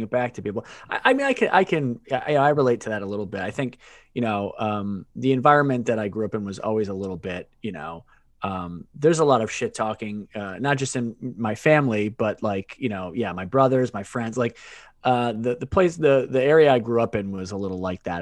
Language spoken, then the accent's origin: English; Worcester, Massachusetts, United States; moved away as an adult; also born or lived in Maine / Washington, D.C.; now in Brooklyn, New York, United States; I was born in Worcester, Massachusetts. Um, and I grew up, I grew up there